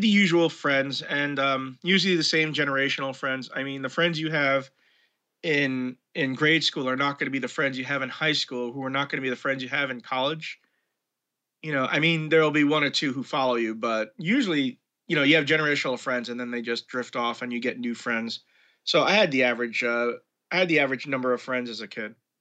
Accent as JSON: {"language": "English", "town": "New York City", "region": "New York", "country": "United States", "tie": "born or raised there", "also_born_or_lived": "Brooklyn", "said": "I was born in Brooklyn, to be precise, but I grew up in Manhattan"}